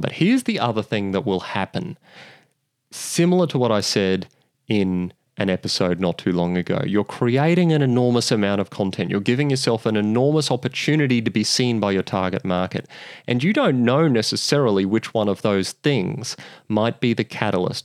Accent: Australia

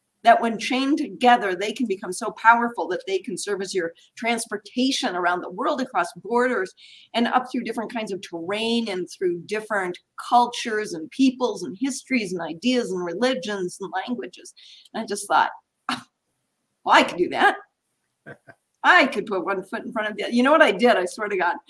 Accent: Minneapolis, Minnesota, United States; Idyllic childhood growing up in Minneapolis in the 60s and 70s primarily.

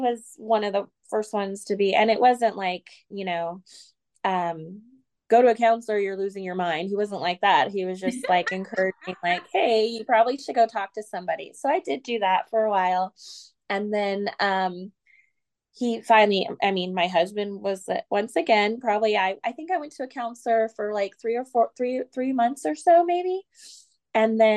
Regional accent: California, United States; moved away as an adult; now in Oklahoma, United States; I'm from California

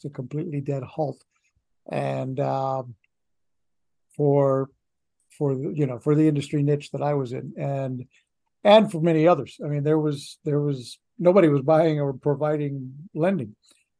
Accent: Orlando, Florida, United States; moved away as an adult; also born or lived in Miami; I wasn't willing to start at the bottom in my hometown

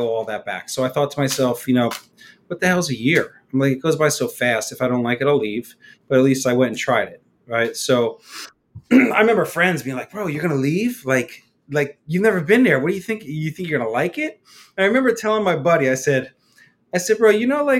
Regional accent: New Jersey, United States; moved away as an adult; now in Honolulu, United States; I'm from New Jersey originally

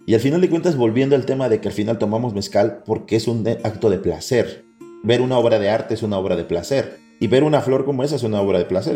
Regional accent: Mexico; como mexicanos

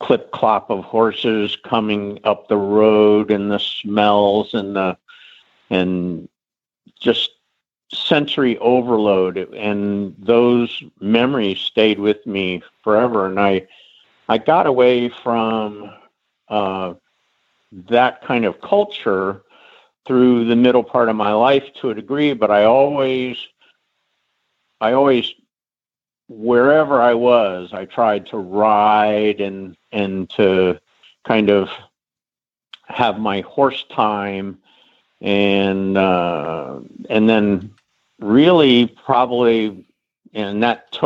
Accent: Middleburg, Virginia, United States; I grew up in Middleburg

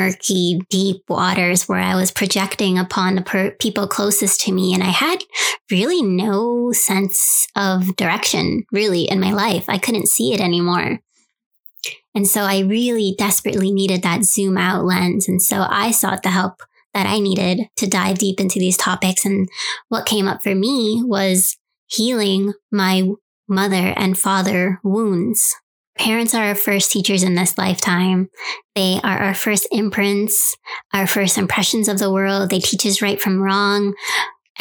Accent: New York City, New York, United States; moved away; my hometown, New York City

